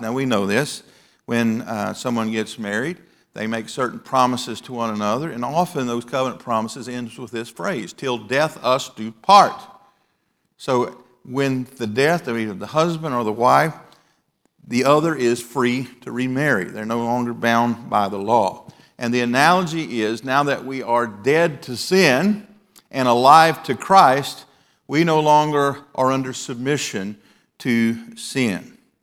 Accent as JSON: {"language": "English", "region": "the South", "country": "United States", "tie": "born or raised there", "said": "When I was growing up in the South"}